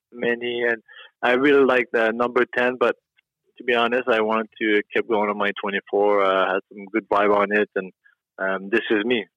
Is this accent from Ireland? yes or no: no; Quebec, Canada; moved away as an adult; also born or lived in Rockford, Illinois / Chicago; I was still playing in the queue at my hometown, living with my parents.